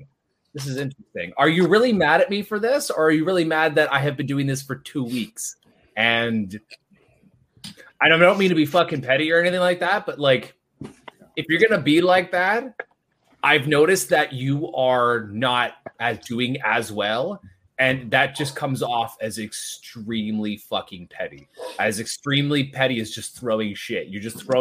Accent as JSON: {"language": "English", "region": "Ontario", "country": "Canada", "said": "I'm from Ontario."}